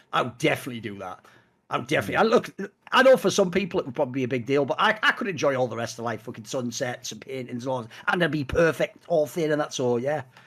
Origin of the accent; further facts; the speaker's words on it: the Northeast, North East England, United Kingdom; I'm from the Northeast